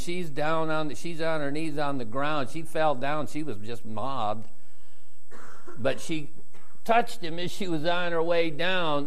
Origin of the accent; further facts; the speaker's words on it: United States; I'm from America